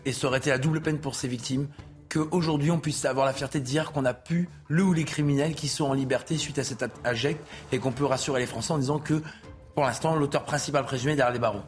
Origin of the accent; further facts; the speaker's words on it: Nord-Pas-de-Calais, Hauts-de-France, France; je suis des Hauts-de-France, je suis du Nord-Pas-de-Calais.